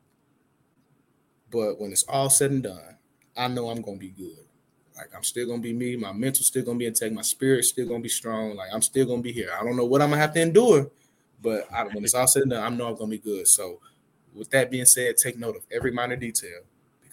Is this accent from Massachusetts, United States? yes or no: no; Atlanta, Georgia, United States; I'm from Atlanta, a.k.a. the city of finesse